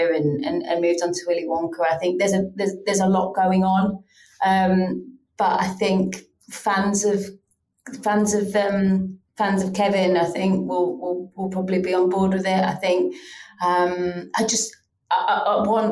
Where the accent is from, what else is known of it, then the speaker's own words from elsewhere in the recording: Yorkshire and the Humber, United Kingdom; I am from Yorkshire